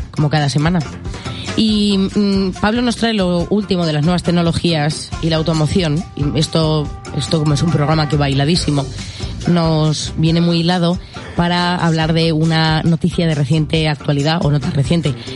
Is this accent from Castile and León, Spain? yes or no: no; Albacete, Castilla-La Mancha, Spain; somos de Albacete